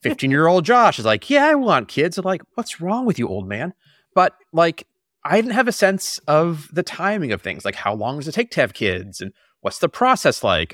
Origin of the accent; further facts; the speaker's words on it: Boston, Massachusetts, United States; I grew up in the Boston area about a mile from where we're living right now